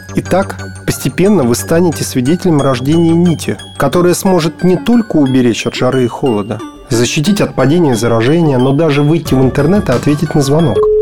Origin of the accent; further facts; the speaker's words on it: Moscow, Russia; родился, учился в Москве